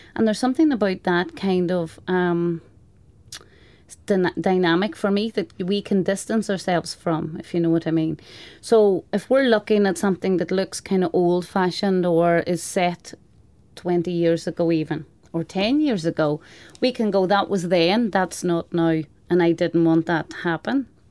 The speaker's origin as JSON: {"language": "English", "area": "Donegal", "region": "Ulster", "country": "Ireland", "said": "I'm from Donegal, and it's a very rural part of the country."}